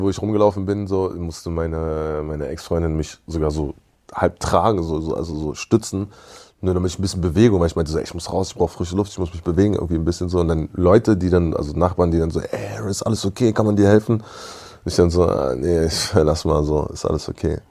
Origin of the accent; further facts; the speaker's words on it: Berlin, Germany; also born or lived in Jamaica; ich bin ein Berliner Kind